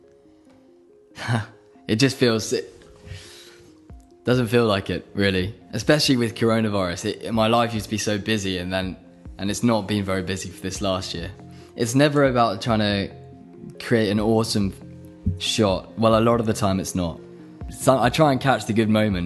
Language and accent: English; Oxford, South East England, United Kingdom; moved away as an adult; also born or lived in Buckinghamshire; I'm from Buckinghamshire, really. That's where I was raised, in the countryside of England, near London. But really, I grew up my whole life in Oxford, because that's where I went to school